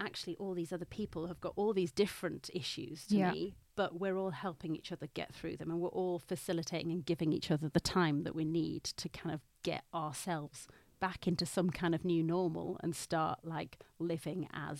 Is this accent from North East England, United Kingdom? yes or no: yes; Newcastle, North East England, United Kingdom; now in London, United Kingdom; Like, I'm from Newcastle, you probably can't really tell.